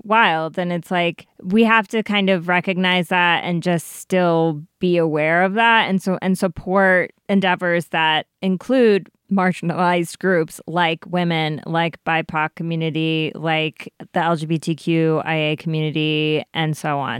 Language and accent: English; Colorado, United States; growing up in Colorado